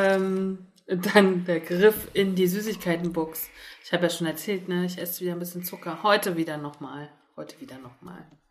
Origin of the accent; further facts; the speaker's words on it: Germany; ich bin in der DDR geboren